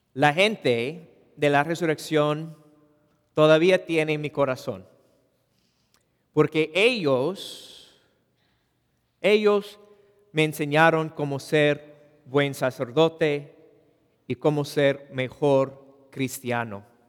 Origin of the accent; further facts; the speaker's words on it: Los Angeles, California, United States; Spanish is a second language; yo nací y crecí en Woodland Hills, en el Valle de San Fernando